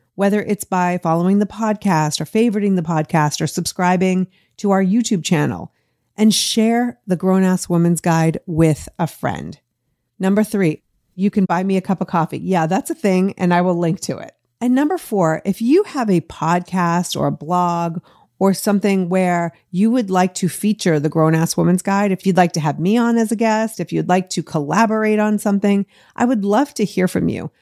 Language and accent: English; Boston, Massachusetts, United States; moved away as an adult; now in Los Angeles, United States; I grew up in Boston, the eleventh of thirteen kids, before moving to L A twenty-seven years ago this week